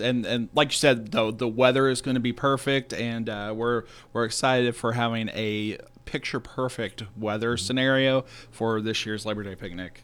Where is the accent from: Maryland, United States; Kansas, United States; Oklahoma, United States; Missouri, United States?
Missouri, United States; Farmington; now in Desloge, United States; I grew up in Farmington